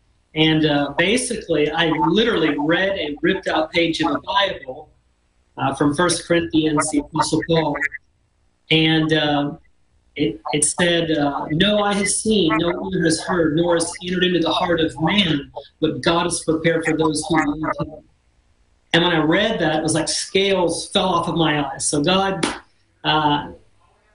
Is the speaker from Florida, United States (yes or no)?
yes; Panama City Beach, Florida, United States; I grew up in Panama City Beach, Florida, as a beach kid.